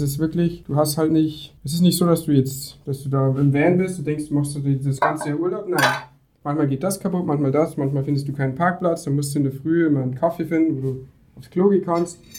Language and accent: German; Deggendorf, Bavaria, Germany; Ich bin 20 und bin aus Niederbahn. Ähm, gegen Deckendorf genau genommen